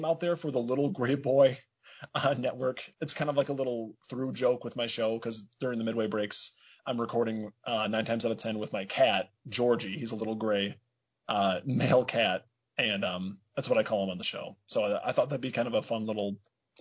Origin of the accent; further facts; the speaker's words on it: Dubuque, Iowa, United States; So I was born actually here in Dubuque, Iowa. That's where I currently live.